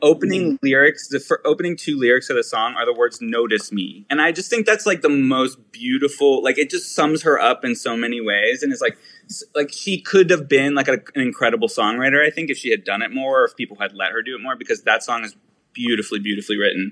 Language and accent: English; Pittsburgh, Pennsylvania, United States; now in New York, United States; I'm from Pittsburgh. Yeah, born and raised